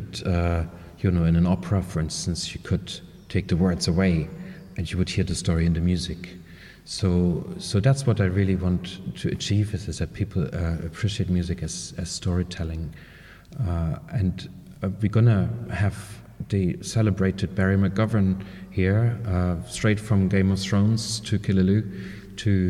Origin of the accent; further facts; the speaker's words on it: East Germany, Germany; moved away as an adult; now in Ireland; I grew up in East Germany back in those days, behind the Iron Curtain, and I went to college there.